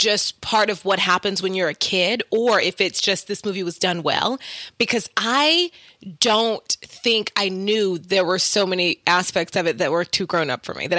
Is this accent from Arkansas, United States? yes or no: no; Oklahoma, United States; I'm from Oklahoma